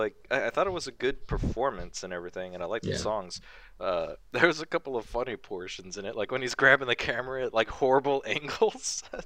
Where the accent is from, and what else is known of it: United States